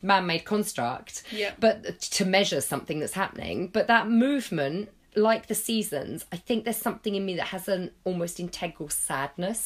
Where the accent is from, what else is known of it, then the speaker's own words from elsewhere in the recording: England, United Kingdom; we're British and I live in England